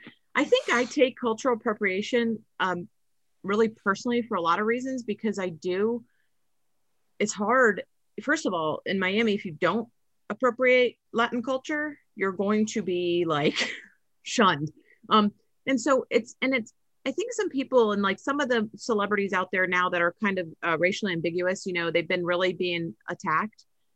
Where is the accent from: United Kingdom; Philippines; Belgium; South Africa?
Philippines; I've always had the explaining why … because I'm Filipino